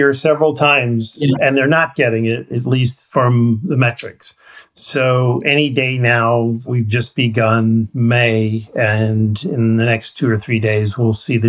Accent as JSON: {"language": "English", "region": "Missouri", "country": "United States", "said": "because I'm from Missouri here"}